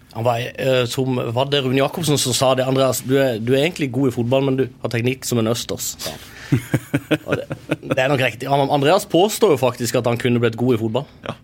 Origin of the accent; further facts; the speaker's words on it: Kristiansand, Agder, Norway; Men vi er jo kristiansandere